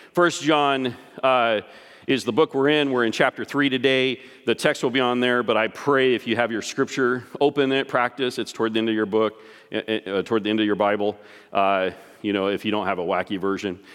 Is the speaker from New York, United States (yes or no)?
no; Texas, United States; I grew up in Texas